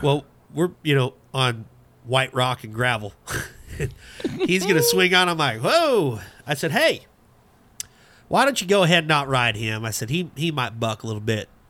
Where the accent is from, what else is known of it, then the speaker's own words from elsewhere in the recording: Abbeville, United States; growing up in Abbeville